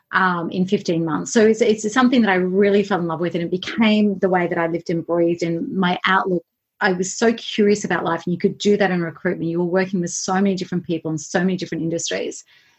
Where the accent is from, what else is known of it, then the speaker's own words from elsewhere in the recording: Queensland, Australia; also born or lived in Canberra / Melbourne; Well, I'm actually a Queensland girl at heart, and I was only in Canberra for 6 months.